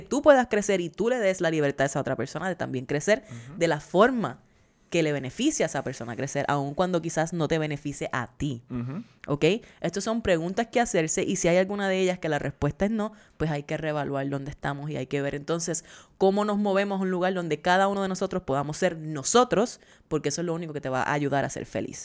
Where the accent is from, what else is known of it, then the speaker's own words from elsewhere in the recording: Puerto Rico; now in United States; somos puertorriqueños y seguimos teniendo la ciudadanía